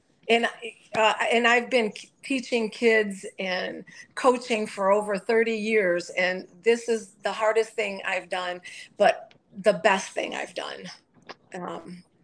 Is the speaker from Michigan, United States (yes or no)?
yes; Detroit, Michigan, United States; I grew up in Detroit